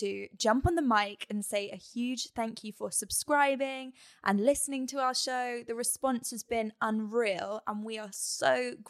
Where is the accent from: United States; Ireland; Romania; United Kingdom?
United Kingdom; as a British person